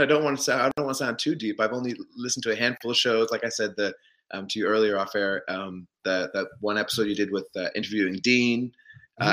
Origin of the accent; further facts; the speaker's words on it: Stratford, Ontario, Canada; also born or lived in Smooth Rock Falls, Ontario / Mitchell, Ontario / Toronto; I grew up right here where I have landed back to actually in oh, Stratford on in Stratford, Ontario.